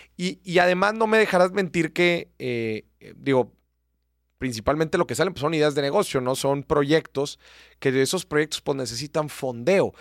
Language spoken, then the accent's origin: Spanish; Mexico; yo mexicano